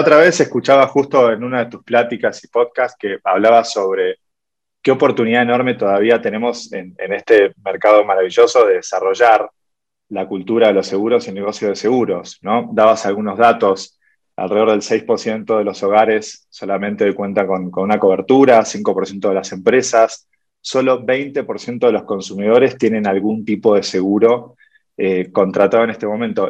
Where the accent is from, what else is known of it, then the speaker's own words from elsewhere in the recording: Argentina; Soy de Argentina.